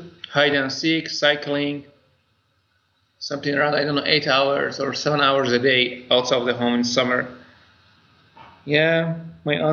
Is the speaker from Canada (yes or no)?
no; Iran; English is a second language; moved away; we grew up in Iran